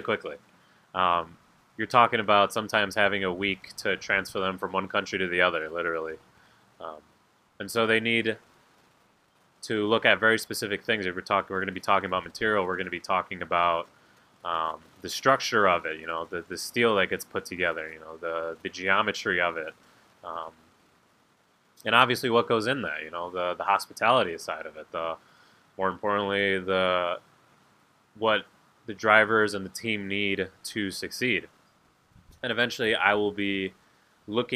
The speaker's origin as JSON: {"language": "English", "town": "St. Charles", "region": "Illinois", "country": "United States", "tie": "born or raised there", "said": "where I grew up in St. Charles"}